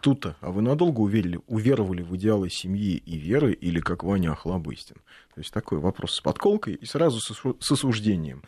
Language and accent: Russian; Moscow, Russia; нормальный такой рабочий район, окраины Москвы